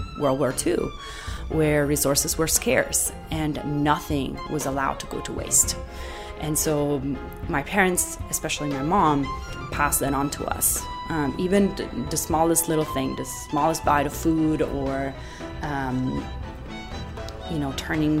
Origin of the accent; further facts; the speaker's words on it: Asti, Piedmont, Italy; English is a second language; moved away as an adult; also born or lived in Canada / Gainesville, Florida / Boston; now in Miami, United States; I am from Asti, which is a small town in the northwest part of Italy.